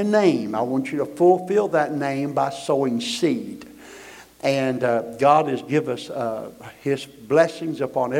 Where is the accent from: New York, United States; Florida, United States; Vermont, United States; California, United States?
Florida, United States; we are missionary evangelists from Florida